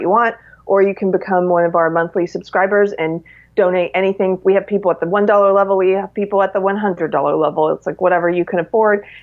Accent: South Carolina, United States; moved away; I'm from South Carolina originally

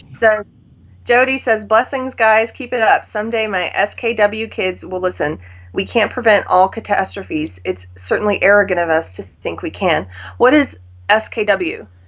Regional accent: South Carolina, United States; moved away; also born or lived in California; I'm a South Carolinian

